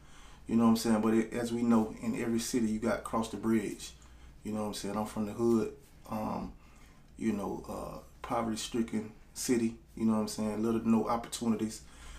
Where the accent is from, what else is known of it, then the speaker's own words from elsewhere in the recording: Panama City, Florida, United States; I'm from Panama City, Florida. Small town between Tallahassee and Pensacola.